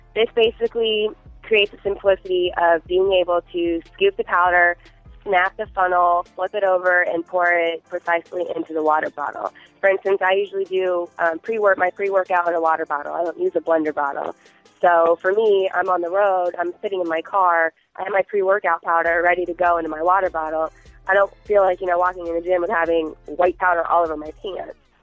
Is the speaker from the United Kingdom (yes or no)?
no; Fort Myers, Florida, United States; I'm born and raised in Fort Myers, Florida